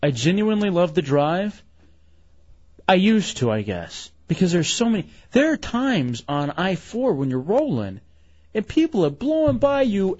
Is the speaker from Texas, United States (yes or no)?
yes; Texas, United States; moved away; also born or lived in Maryland; I grew up in Texas